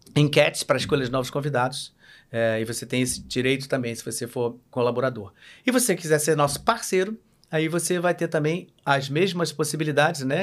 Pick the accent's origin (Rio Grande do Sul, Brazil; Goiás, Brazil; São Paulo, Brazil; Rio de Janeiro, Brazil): Rio de Janeiro, Brazil; eu sou carioca